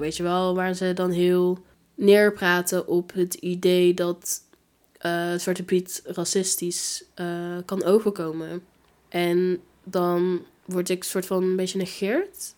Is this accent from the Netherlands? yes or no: yes; Gilze, North Brabant, Netherlands; also born or lived in Tilburg / Breda; ik ben opgegroeid in Gilze